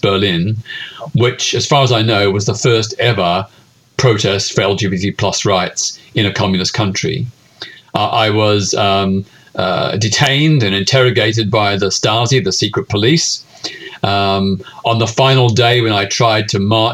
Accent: Melbourne, Victoria, Australia; I was living in my hometown of Melbourne, Australia at the time.

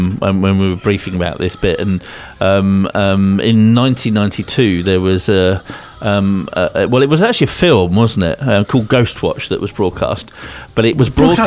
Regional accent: Winchester, South East England, United Kingdom; I grew up in Winchester, which got a massive cathedral in it.

